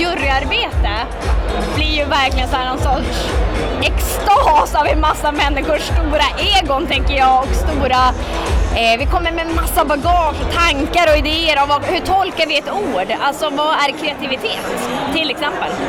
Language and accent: Swedish; Piteå, Norrbotten County, Sweden; Ska jag börja när jag föddes i Piteå